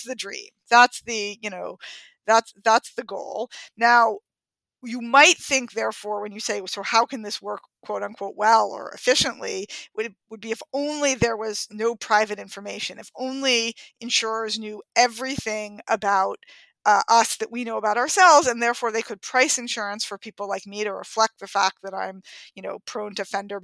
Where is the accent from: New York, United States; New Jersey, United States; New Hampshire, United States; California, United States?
New York, United States; born or raised there